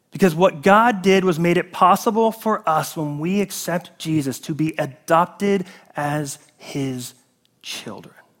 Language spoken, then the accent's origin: English; South Carolina, United States; I was born in South Carolina, which is part of the United States